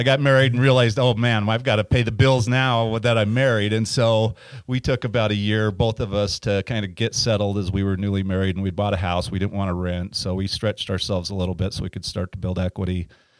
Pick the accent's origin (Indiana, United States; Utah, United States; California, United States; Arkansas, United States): Utah, United States; Ogden; also born or lived in Kaysville, Utah; I grew up in Ogden, actually.